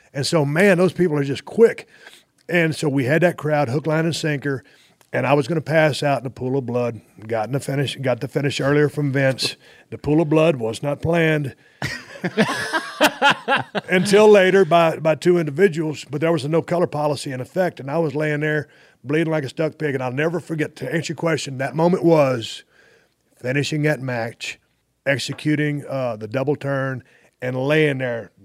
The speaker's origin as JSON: {"language": "English", "region": "South Texas", "country": "United States", "tie": "born or raised there", "also_born_or_lived": "Austin, Texas / Victoria, Texas / Edna, Texas", "said": "growing up in South Texas"}